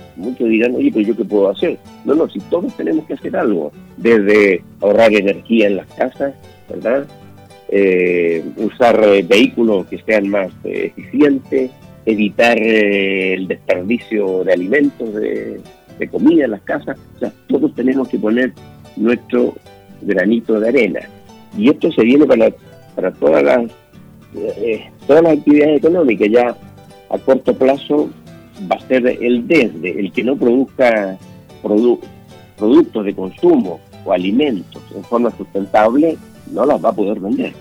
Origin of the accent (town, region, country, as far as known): Chile